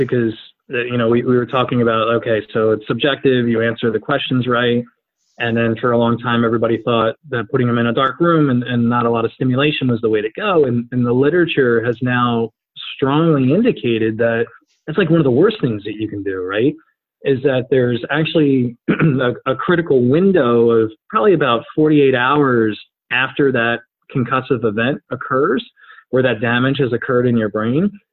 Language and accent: English; New Jersey, United States; I grew up in New Jersey